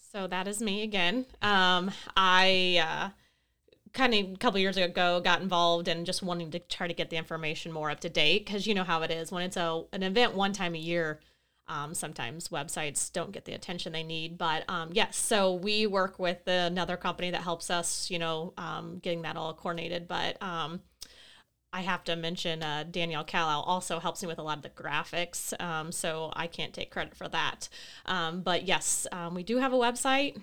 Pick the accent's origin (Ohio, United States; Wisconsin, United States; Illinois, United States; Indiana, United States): Illinois, United States; Carrollton; now in Palmyra, United States; I'm born and raised in Carrollton, but I actually live in Palmyra now